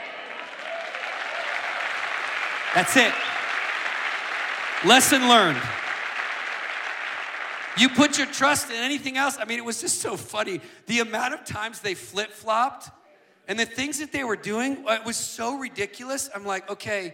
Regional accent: United States; me as an American

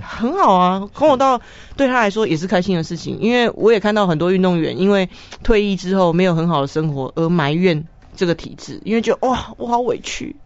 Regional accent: Taipei, Taiwan; 我爸爸是台北人，我哦。从小在台北长大

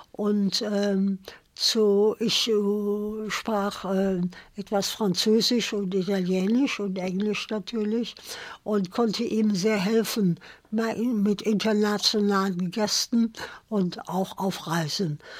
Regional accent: Cologne, North Rhine-Westphalia, Germany; moved away; also born or lived in southern Germany; ich bin geborene Kölnerin

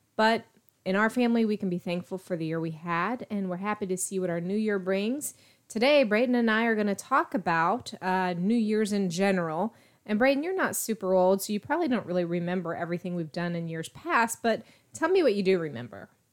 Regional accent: East Coast, United States; now in Texas, United States; grew up on the East Coast, so I got used to watching the New Year's Eve ball drop in New York every year

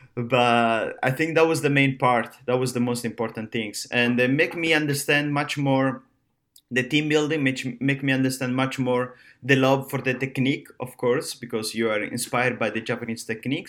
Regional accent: Rome, Lazio, Italy; now in Miami, United States; I'm from Rome, uh, Italy.

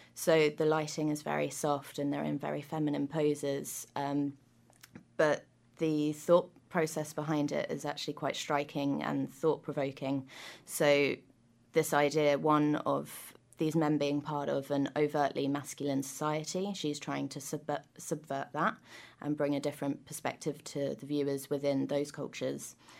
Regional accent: United Kingdom; now in New Zealand; I'm from the U K

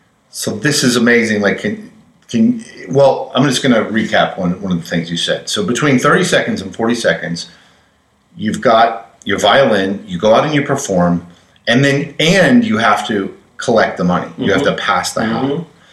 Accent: United States; Now, I struggled with the spelling on that because, well, you know, I'm an American.

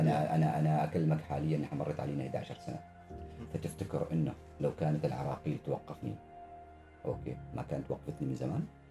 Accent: Oman; أنا من سلطنة عمان

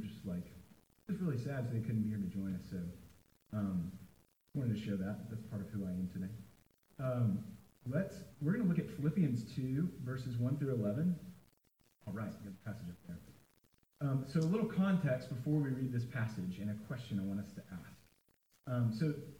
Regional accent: Nashville, Tennessee, United States; I am from Nashville. And I grew up in Nashville

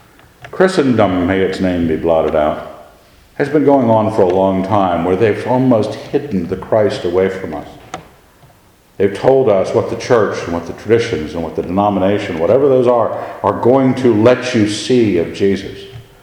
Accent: Annapolis, Maryland, United States; I've been raised in a military family. I understood the military. I was raised in Annapolis. I understood the Navy.

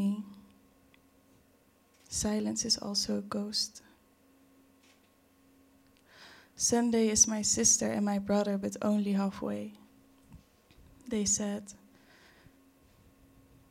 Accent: Curaçao; now in Netherlands; I was born in Curaçao in 1995. And now I'm here. In between Curaçao and the Netherlands

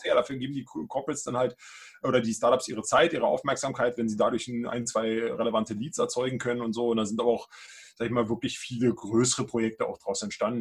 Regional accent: Brandenburg, Germany; moved away as an adult; now in Berlin, Germany; Ich bin auch gebürtiger Brandenburger, jetzt Berliner.

